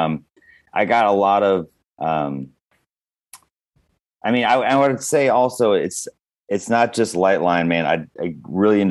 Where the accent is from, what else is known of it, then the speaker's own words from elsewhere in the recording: Wisconsin, United States; I grew up in Wisconsin